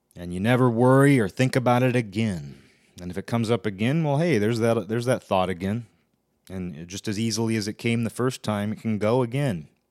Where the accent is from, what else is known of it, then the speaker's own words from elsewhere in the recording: Pacific Northwest, United States; also born or lived in Olympia, Washington; I'm from the Pacific Northwest.